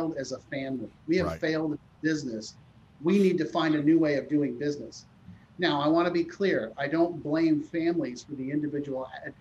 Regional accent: Palo Alto, California, United States; I grew up in Palo Alto. I went to high school, public high school, Palo Alto High School, across the street from Stanford University

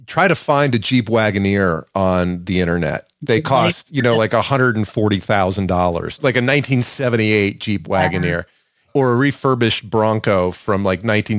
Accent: Atlanta, Georgia, United States; moved away; also born or lived in New York; I grew up in the suburbs of Atlanta, in the middle, upper middle class suburbs of Atlanta.

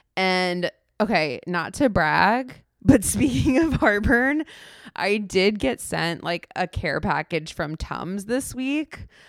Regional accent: South Florida, United States; moved away; I grew up in South Florida.

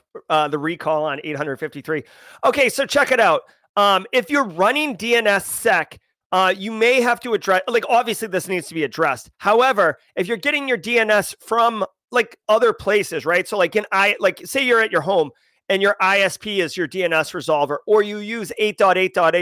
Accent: United States; as an American

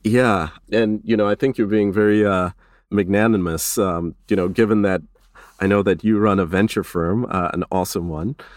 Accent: Kenya; now in United States; I was born in Kenya before coming to the States

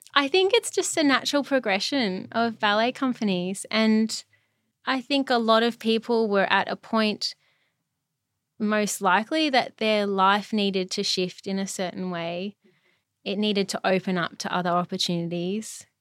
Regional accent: Brisbane, Queensland, Australia; moved away as an adult; also born or lived in Melbourne; I'm from Brisbane, all my family's here

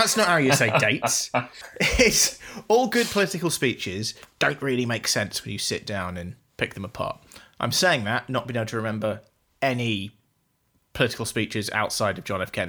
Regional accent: United Kingdom; I'm British

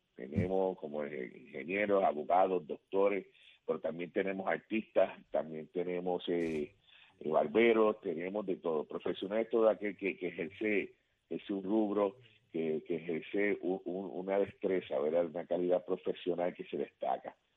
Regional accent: Puerto Rico; now in Florida, United States; Nosotros salimos de Puerto Rico, pero Puerto Rico no sale de nosotros.

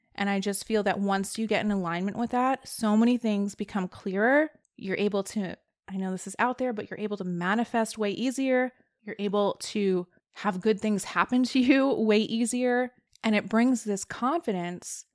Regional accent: New Jersey, United States; one of my good friends from high school that I knew growing up in New Jersey

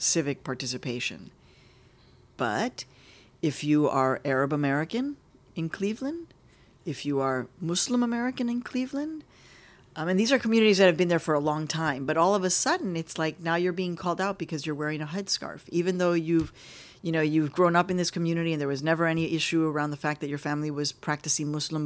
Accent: Mexico; also born or lived in Chicago; now in United States; I'm Mexican. My husband is from the Dominican Republic, but I'm Mexican

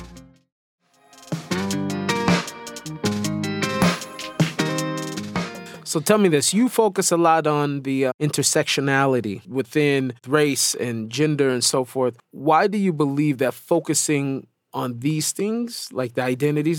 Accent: Seattle, Washington, United States; moved away as an adult; now in Israel; I grew up in Seattle

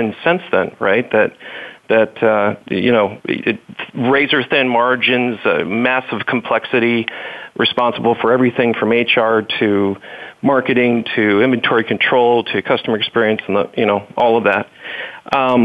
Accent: Merritt Island, Florida, United States; growing up in Merritt Island, Florida, I got my pilot's license before I got my driver's license

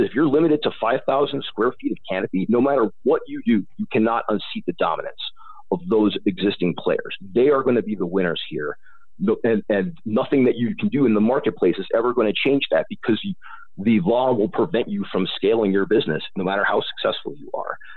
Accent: Illinois, United States; moved away; I've maintained interest in Illinois because I grew up there. My family are is from Illinois. I'm from Illinois.

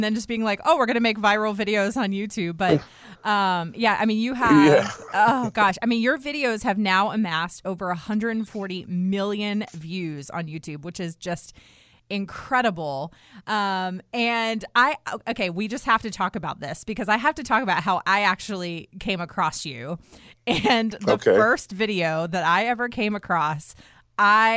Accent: United States; I grew up outside of Washington D.C. and so I grew up in a very diverse neighborhood

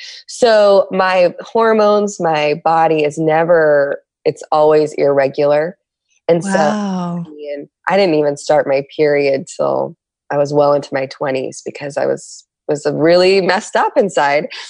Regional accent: San Diego, California, United States; I'm from San Diego.

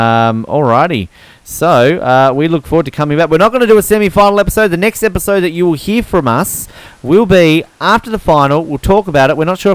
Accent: New Zealand; Oh, yes, I'm New Zealander too.

